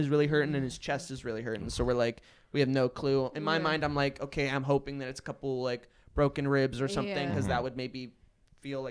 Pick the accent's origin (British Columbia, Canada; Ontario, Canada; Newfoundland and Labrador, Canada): British Columbia, Canada; White Rock; I'm from White Rock